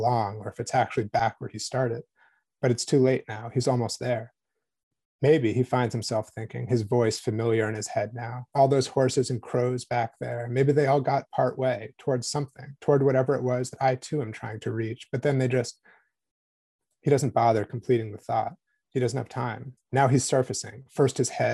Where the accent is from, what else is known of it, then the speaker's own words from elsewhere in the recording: East Coast, United States; I'm from the East Coast.